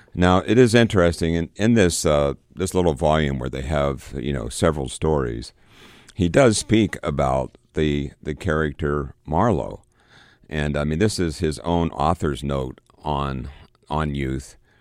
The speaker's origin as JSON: {"language": "English", "town": "Johnstown", "region": "Pennsylvania", "country": "United States", "tie": "born or raised there", "moved": "yes", "said": "my hometown of Johnstown"}